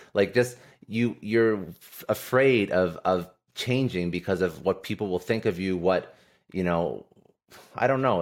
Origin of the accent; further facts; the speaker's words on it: Ottawa, Ontario, Canada; in my hometown, Ottawa